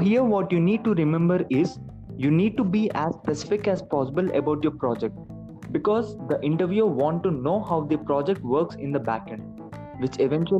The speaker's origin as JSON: {"language": "English", "town": "Hyderabad", "region": "Telangana", "country": "India", "second_language": "English", "said": "I'm from Hyderabad and I'm pursuing my BTech from JNTU H."}